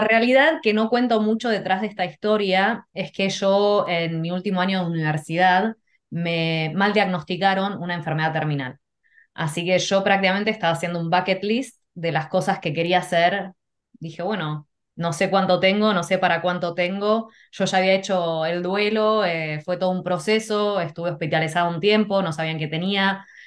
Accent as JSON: {"language": "Spanish", "country": "Argentina", "tie": "born or raised there", "also_born_or_lived": "Canada / Mexico / California", "moved": "yes", "said": "yo lo que recuerdo de chica, bueno, mis papás en Argentina íbamos a la iglesia"}